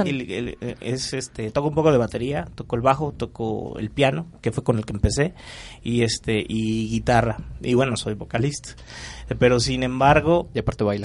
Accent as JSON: {"language": "Spanish", "region": "Michoacán", "country": "Mexico", "said": "somos de Michoacán. Eh, allá pues nos conocimos como a los 15 años"}